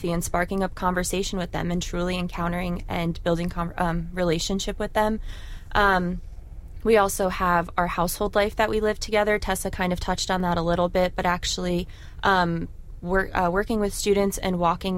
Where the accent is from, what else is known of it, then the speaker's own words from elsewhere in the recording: East Coast, United States; now in Orlando, United States; So I'm coming from the East Coast, and I currently serve at the University of Central Florida in Orlando.